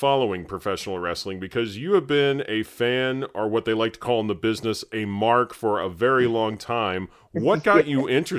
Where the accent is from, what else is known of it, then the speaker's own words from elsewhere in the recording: Terre Haute, Indiana, United States; my hometown of Terre Haute, Indiana